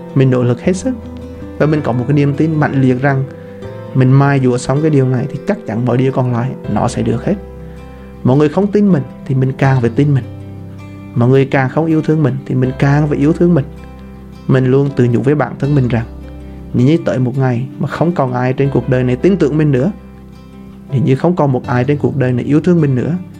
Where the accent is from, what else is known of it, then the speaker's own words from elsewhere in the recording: Vietnam; người Việt Nam mình dân tộc Việt Nam chúng ta